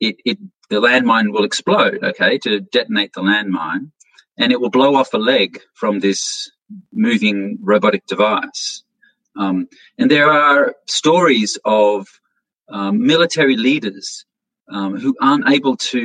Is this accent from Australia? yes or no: yes; Australia; now in United States; I'm originally an Australian, and I live in the United States, and I travel back to Australia.